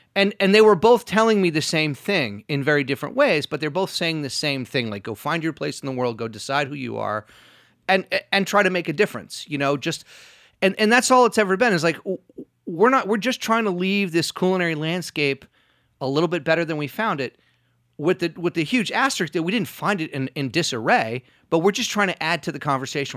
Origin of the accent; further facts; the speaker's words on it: New York City, New York, United States; also born or lived in Rhode Island; I was born in Rhode Island, and I moved to New York when I was about seven